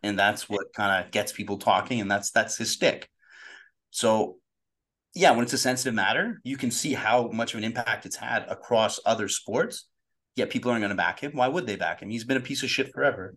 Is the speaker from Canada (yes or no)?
yes; Canada; growing up in Canada